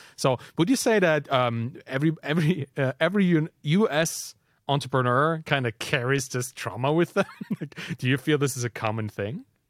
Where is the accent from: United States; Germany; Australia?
Germany; I'm from Germany